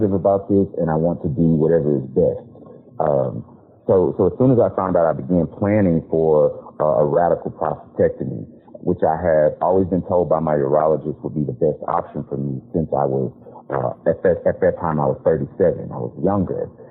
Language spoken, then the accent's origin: English; Houston, Texas, United States; now in Austin, United States; I'm originally from Houston, Texas. I live in Austin now